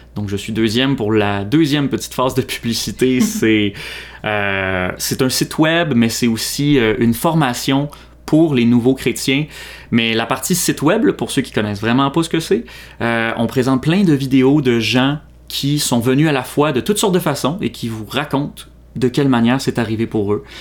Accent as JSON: {"language": "French", "town": "Mascouche", "region": "Quebec", "country": "Canada", "tie": "born or raised there", "also_born_or_lived": "Montreal", "said": "je suis né à Montréal, mais j'ai grandi toute ma vie à Mascouche"}